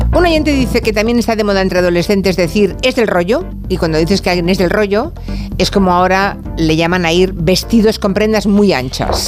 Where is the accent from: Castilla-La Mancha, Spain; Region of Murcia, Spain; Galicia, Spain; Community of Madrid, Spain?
Galicia, Spain; mi pueblo, en Galicia